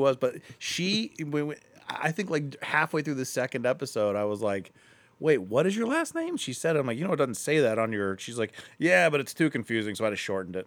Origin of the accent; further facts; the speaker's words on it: Akron, Ohio, United States; I'm from Akron, too